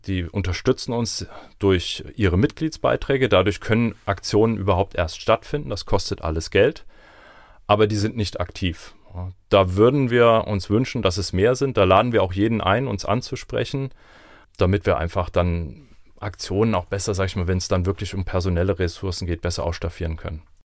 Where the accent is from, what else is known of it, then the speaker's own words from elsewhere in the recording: Lörzweiler, Rhineland-Palatinate, Germany; in Lörzwelle, wo ich herkomme